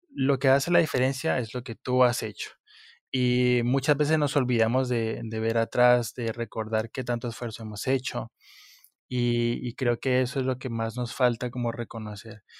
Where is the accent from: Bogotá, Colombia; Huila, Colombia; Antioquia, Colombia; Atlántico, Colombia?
Huila, Colombia; Pitalito; municipio de donde yo soy, que se llama Pitalito, al, sur de Colombia